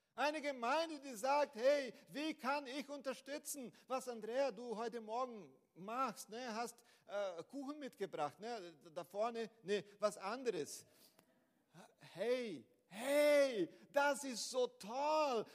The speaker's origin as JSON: {"language": "German", "country": "Brazil", "second_language": "German", "moved": "as an adult", "lives_now": "Germany", "said": "ich komme aus Brasilien"}